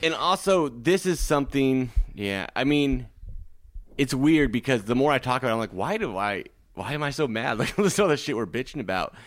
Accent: Nebraska, United States; now in Los Angeles, United States; I'm from Lake Nebraska

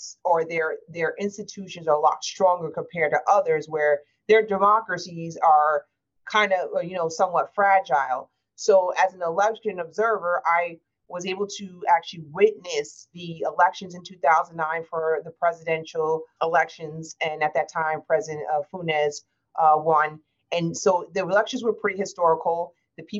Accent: United States; as an American

